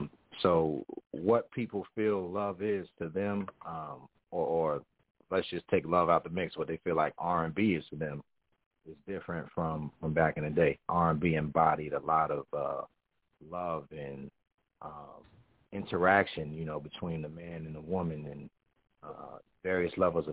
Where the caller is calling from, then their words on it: New Jersey, United States; I'm calling from Jersey, man. You know, and I like to just say Jersey because I lived all over Jersey.